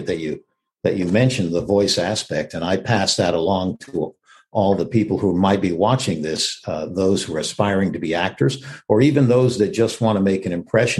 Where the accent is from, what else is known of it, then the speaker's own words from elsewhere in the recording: Texas, United States; I was raised in Texas, and I've always been a Westerner